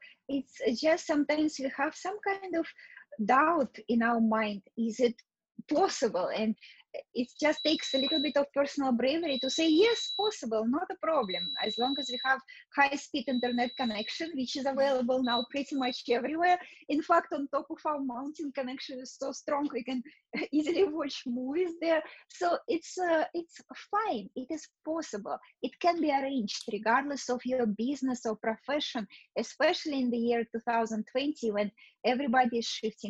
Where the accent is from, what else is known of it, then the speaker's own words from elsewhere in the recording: Russia; born there; moved away; also born or lived in Canada / New York City, United States; yes, I was born in Russia, but I left Russia many years ago. I went to Canada. I completed my education in Canada. I did some work in Canada, moved to America, and actually spent most of my life in New York City.